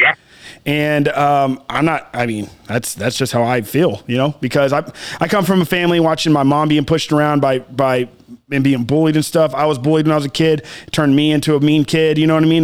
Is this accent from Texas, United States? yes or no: yes; South Texas, United States; me growing up in South Texas